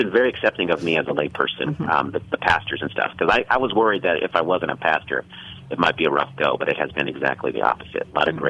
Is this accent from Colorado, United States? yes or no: yes; Denver, Colorado, United States; I am now in my hometown of Denver, Colorado.